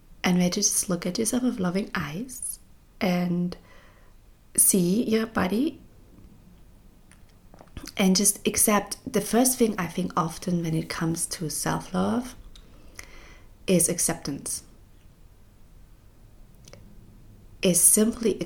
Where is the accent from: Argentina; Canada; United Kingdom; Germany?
Germany; East Germany; when I was growing up in East Germany